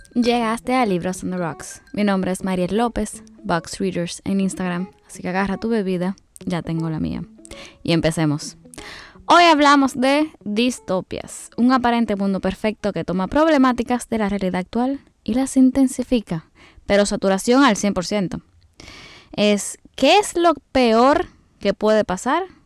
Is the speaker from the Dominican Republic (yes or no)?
yes; Dominican Republic; como buena dominicana